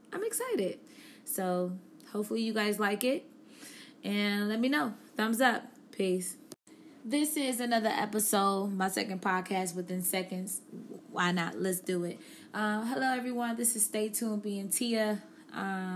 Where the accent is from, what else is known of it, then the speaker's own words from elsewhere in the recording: Buffalo, New York, United States; now in Charlotte, United States; I am from Buffalo, New York